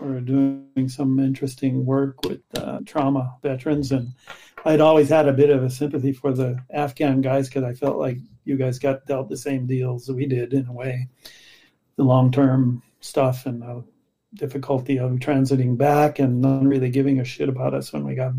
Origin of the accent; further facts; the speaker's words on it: United States; moved away as an adult; also born or lived in Chicago / Paris, France; now in Montreal, Canada; I was from the States